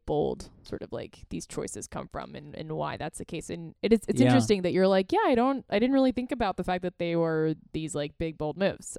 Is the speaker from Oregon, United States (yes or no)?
no; Florida, United States; I grew up in Florida.